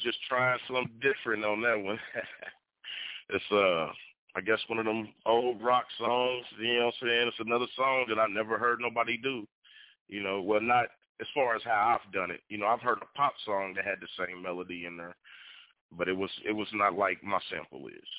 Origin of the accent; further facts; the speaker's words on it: Evansville, Indiana, United States; I'm from Evansville, Indiana.